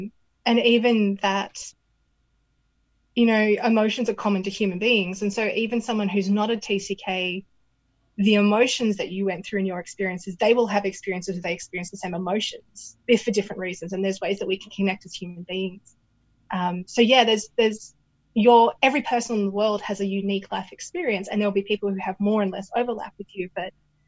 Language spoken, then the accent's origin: English; Canberra, Australian Capital Territory, Australia; now in Portland, United States; If I said I was from Canberra and they were from Canberra, they'd start asking me all this stuff.